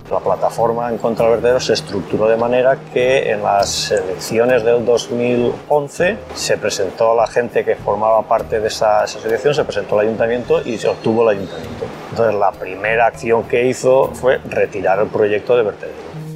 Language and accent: Spanish; Fanzara, Valencian Community, Spain; de Fanzara, tanto mi padre como toda la familia eh, es de aquí del pueblo